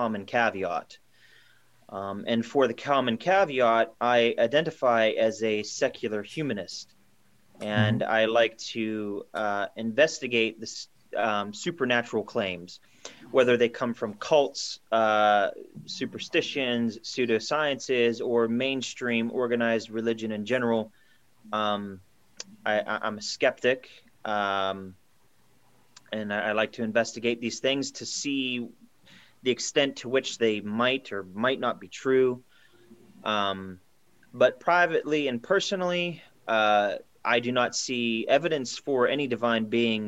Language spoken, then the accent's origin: English; Pennsylvania, United States; I am from Pennsylvania, the state of Pennsylvania in the United States of America